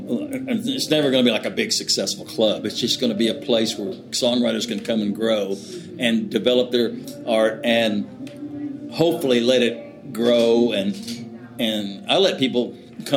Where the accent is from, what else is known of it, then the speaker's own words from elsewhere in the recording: Oklahoma, United States; moved away as an adult; also born or lived in Austin, Texas; I grew up in Oklahoma